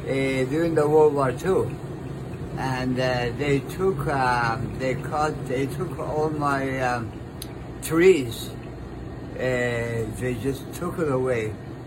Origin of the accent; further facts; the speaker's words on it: northern Iran, Iran; moved away as an adult; now in New York, United States; I am from Iran, from the northern part of Iran, near the Russia, the Russian border.